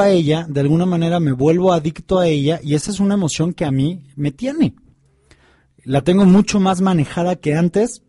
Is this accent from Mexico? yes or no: yes; Tepoztlán, Morelos, Mexico; yo crecí en Tepoztlán, en Morelos